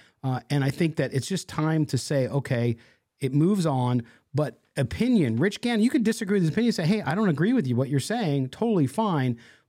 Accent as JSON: {"language": "English", "region": "California", "country": "United States", "said": "I'm from the San Joaquin Valley where he's from in California. And if you know those communities, they are agricultural communities. People are very tight, a lot of small towns."}